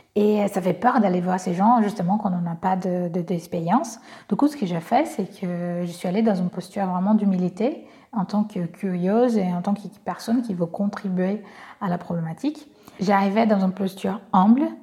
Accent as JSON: {"language": "French", "country": "Brazil", "accent": "Brazilian", "second_language": "French", "moved": "yes", "lives_now": "France", "said": "je suis brésilienne, j'ai un petit accent"}